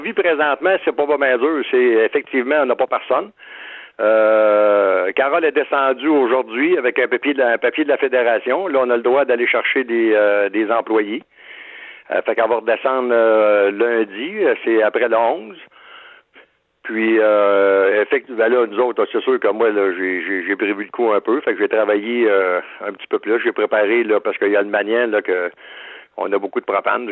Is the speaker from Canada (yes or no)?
yes; Shawinigan, Quebec, Canada; je viens de Shawinigan-Sud